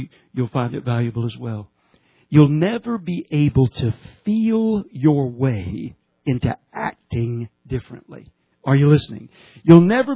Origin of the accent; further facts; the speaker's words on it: Georgia, United States; I'm from Georgia